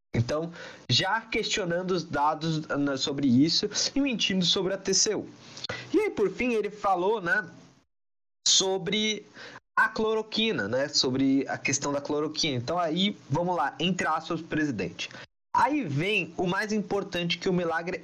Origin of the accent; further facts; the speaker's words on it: Brazil; eu sou brasileiro